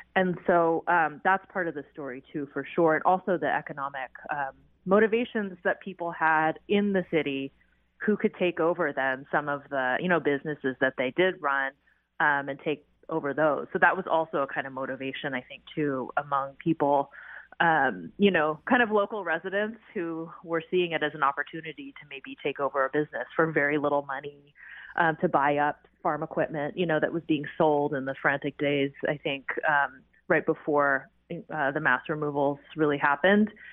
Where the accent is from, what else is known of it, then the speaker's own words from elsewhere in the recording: Seattle, Washington, United States; also born or lived in Riverside, California; a Seattle resident and someone who grew up in Seattle